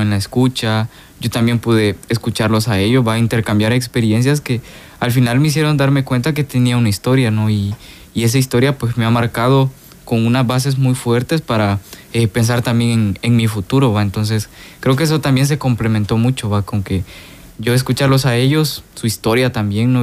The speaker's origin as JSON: {"language": "Spanish", "town": "Soyapango", "region": "San Salvador", "country": "El Salvador", "moved": "as an adult", "lives_now": "Guatemala", "said": "soy de aquí del Salvador, del municipio de, de Soyapango"}